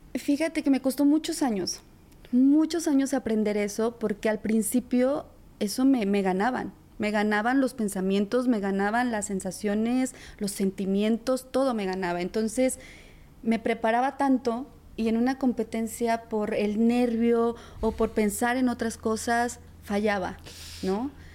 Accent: La Paz, Baja California Sur, Mexico; now in Mexico City, Mexico; soy de la Ciudad de México. Yo nací aquí, pero yo crecí en La Paz, Baja California

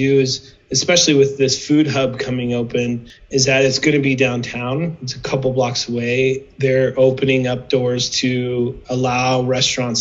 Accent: Midwest, United States; moved away as an adult; also born or lived in Nebraska; now in Prescott, United States; I grew up in the Midwest

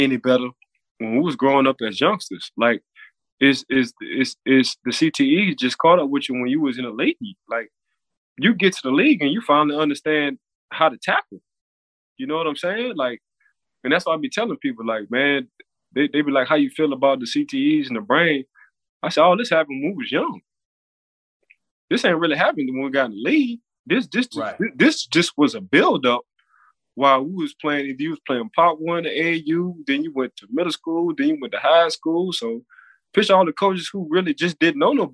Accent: New Orleans, Louisiana, United States; now in Florida, United States; So I'm from New Orleans

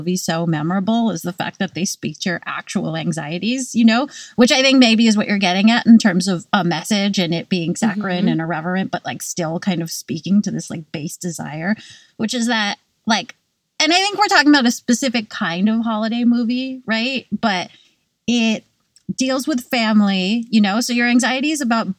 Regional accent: California, United States; now in New York, United States; I grew up in California and it never was cold

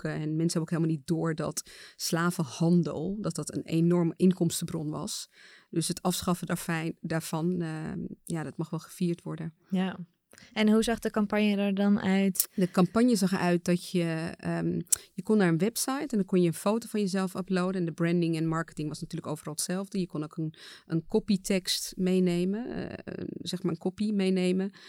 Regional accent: Suriname; Ik kom zelf uit Suriname en ik weet dat daar gewoon echt een nationale feestdag is.

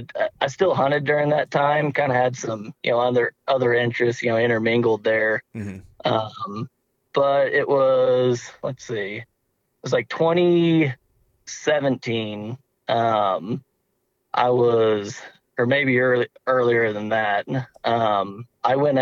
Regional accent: Bonne Terre, Missouri, United States; I'm originally from Bon Terre, Missouri.

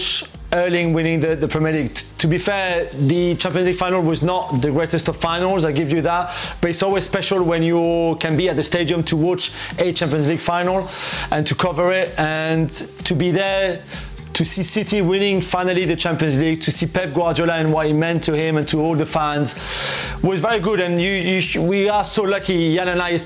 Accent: Paris, Île-de-France, France; now in London, United Kingdom; Paris for a proper NBA game in my hometown

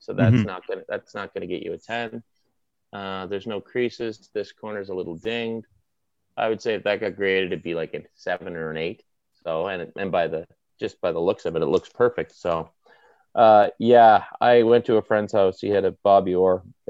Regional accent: Toronto, Ontario, Canada; No, listen, growing up in Toronto, I'm like, my one fear is my child will be a Leafs fan.

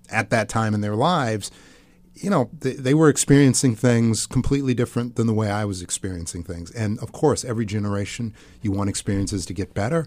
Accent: outside of Milwaukee, Wisconsin, United States; I grew up outside of Milwaukee, Wisconsin.

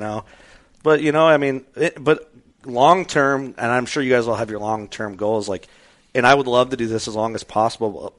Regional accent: Midwest, United States; growing up in the Midwest, it's like I didn't grow up watching anything Western based

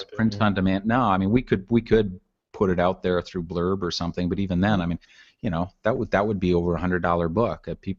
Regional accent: Canada; to me as a Canadian, it's not a, you know, say it won't have any words, so it's not going to be a nationalistic tribute to my country, but right. Just as, I mean, I grew up in the wilds of Canada

